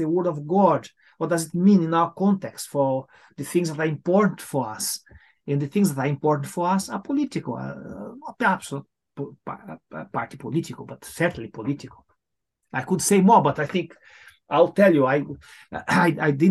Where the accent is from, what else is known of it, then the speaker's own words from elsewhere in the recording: Brazil; moved away as an adult; now in United Kingdom; I come from Latin America, as you said, from Brazil